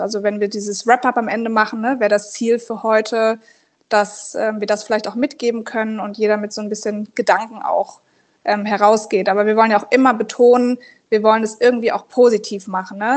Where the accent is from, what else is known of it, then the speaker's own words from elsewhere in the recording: Berlin, Germany; Und ich komme ja aus Berlin, das ist quasi fünf Minuten von unserem Zuhause